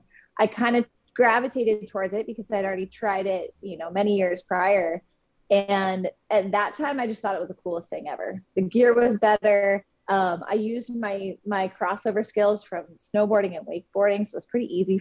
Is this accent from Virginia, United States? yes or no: no; Seattle, Washington, United States; now in Hood River, United States; So I currently live in Hood River, Oregon in the United States, but I am originally from the Seattle, Washington area.